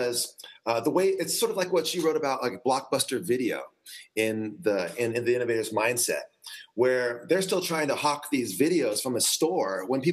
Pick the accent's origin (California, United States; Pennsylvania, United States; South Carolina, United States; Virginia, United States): California, United States; San Diego; from San Diego, and I was a teacher for 17 years